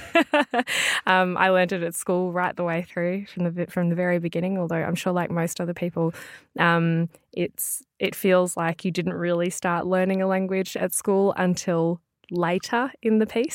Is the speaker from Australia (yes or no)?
yes; Melbourne, Victoria, Australia; I'm from Melbourne, which is right down south.